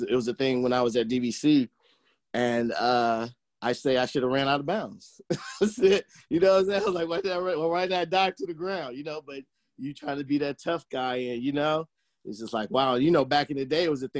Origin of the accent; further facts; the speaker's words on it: Oakland, California, United States; also born or lived in Pleasant Hill, California; I grew up in Oakland